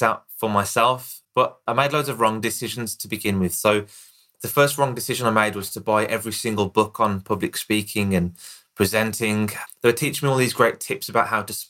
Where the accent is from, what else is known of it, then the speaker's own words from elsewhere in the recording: Birmingham, West Midlands, United Kingdom; accent: Birmingham; here in the UK, I've got a Birmingham accent